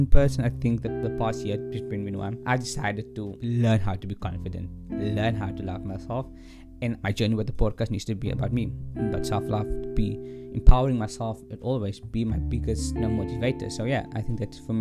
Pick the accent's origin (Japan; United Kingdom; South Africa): South Africa; as a South African